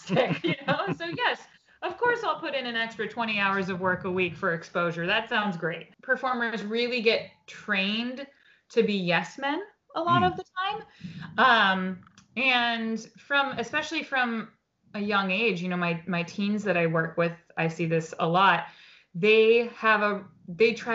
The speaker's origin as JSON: {"language": "English", "town": "Portsmouth", "region": "New Hampshire", "country": "United States", "tie": "born or raised there", "also_born_or_lived": "New York City", "moved": "as an adult", "said": "I grew up in Portsmouth"}